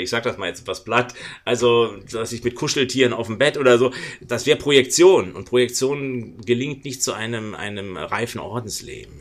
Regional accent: Berlin, Germany; Ich bin Berliner, ich bin um die Ecke von ganz schwierigen Orten geboren.

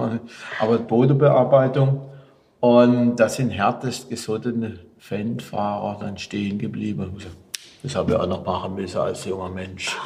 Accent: Ihringen, Baden-Württemberg, Germany; in dem Raum geschlafen, wo ich geboren bin

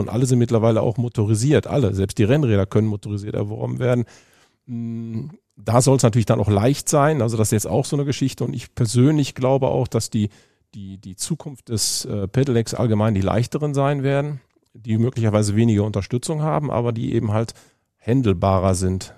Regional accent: Düsseldorf, North Rhine-Westphalia, Germany; ich bin geboren in Düsseldorf

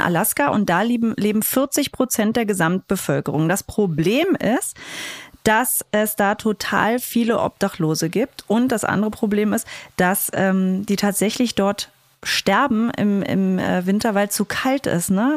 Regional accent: East Germany, Germany; wir sind Ossis

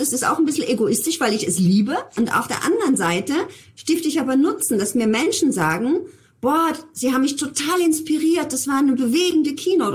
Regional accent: Germany; bei uns in Deutschland

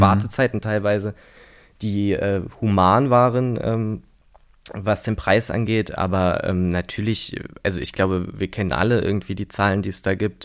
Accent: Berlin, Germany; in Prenzlauer Berg aufgewachsen. Also habe bis ich 18 Jahre alt war in Prenzlauer Berg gelebt

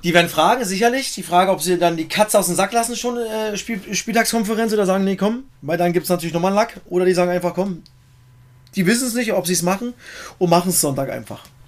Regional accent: Germany; bei uns in Deutschland

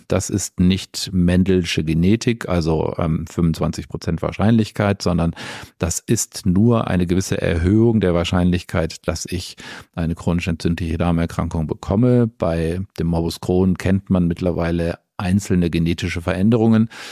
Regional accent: Essen, North Rhine-Westphalia, Germany; also born or lived in Hamburg; now in Stuttgart, Germany; ich bin über einen Zwischenstopp in meiner Heimatstadt in Essen, was meine erste Oberarztstelle war, dann nach Stuttgart gekommen

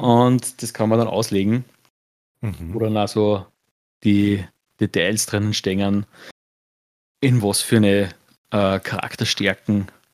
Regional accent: Austria; bei uns in Österreich

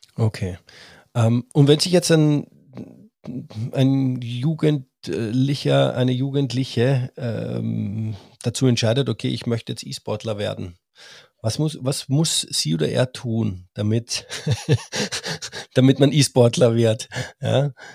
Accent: Austria; ich bin Österreicher

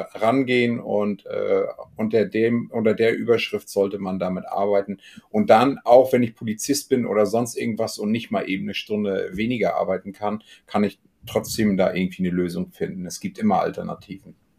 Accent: Germany; hier bei uns in Deutschland

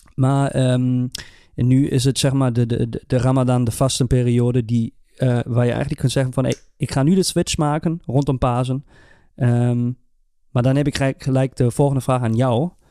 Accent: Germany; bij ons in Duitsland

